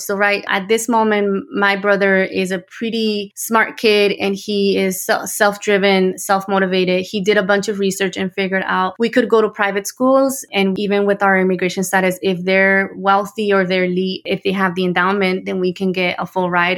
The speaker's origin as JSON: {"language": "English", "town": "Los Angeles", "region": "California", "country": "United States", "tie": "born or raised there", "also_born_or_lived": "Tijuana, Mexico", "said": "I was born in Tijuana, Mexico, and I came to the United States when I was six years old. We moved to the San Gabriel Valley in the greater Los Angeles area in California"}